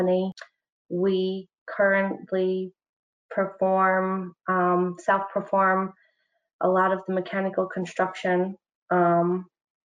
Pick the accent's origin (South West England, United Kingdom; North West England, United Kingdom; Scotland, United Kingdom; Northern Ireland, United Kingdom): Northern Ireland, United Kingdom; moved away as an adult; also born or lived in Belfast; now in New York, United States; I am from Northern Ireland, which is very far from New York.